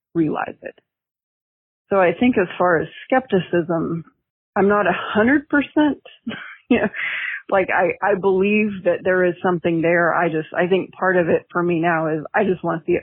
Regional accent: Oklahoma, United States; moved away as an adult; growing up in Oklahoma, that I was still in Oklahoma

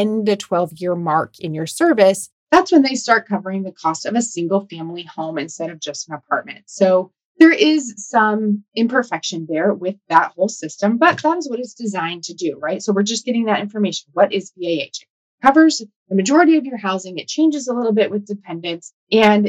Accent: Omaha, Nebraska, United States; Omaha, Nebraska, my hometown

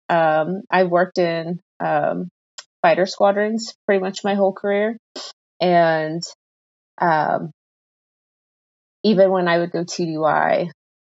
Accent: Southington, Ohio, United States; moved away as an adult; I grew up in Ohio. It'll always be home

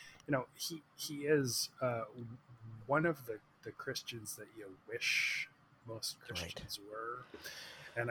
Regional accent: Victoria, British Columbia, Canada; I'm from Victoria, Vancouver area

